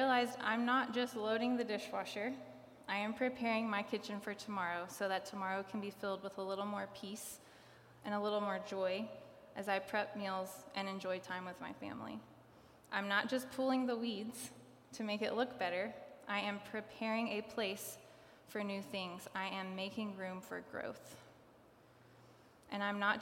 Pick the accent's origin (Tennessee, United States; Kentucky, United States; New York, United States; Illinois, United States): Tennessee, United States; Kingsport; I grew up around here. I grew up in Kingsport